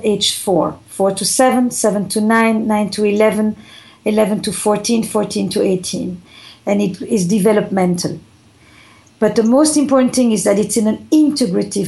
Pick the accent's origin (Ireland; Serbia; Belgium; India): Belgium; Flanders; now in United States; I come from Belgium, from the Flemish part